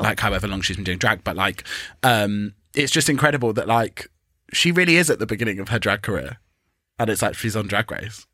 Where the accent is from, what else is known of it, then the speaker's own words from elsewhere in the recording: England, United Kingdom; we're English